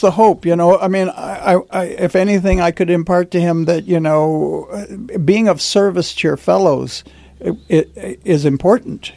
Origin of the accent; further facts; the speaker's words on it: Detroit, Michigan, United States; as a boy growing up in Detroit